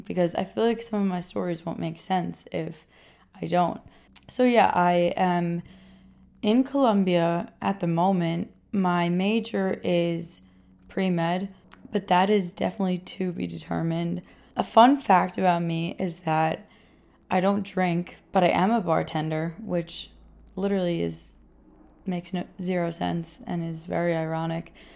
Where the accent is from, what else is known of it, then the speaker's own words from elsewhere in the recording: Rockland County, New York, United States; also born or lived in Queens, New York; I was born in Queens, and I was raised in Rockland County, New York, which is, like, a suburb just outside New York City.